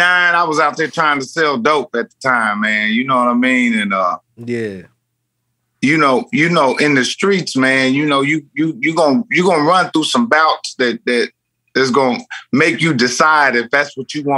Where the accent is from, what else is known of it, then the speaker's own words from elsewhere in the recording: Indiana, United States; moved away as an adult; now in Los Angeles, United States; I'm in Indiana right now